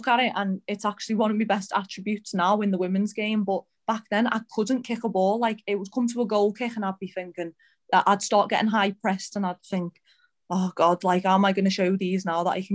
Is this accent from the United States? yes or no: no; Birkenhead, North West England, United Kingdom; moved away as an adult; now in Leicester, United Kingdom; I'm from Birkenhead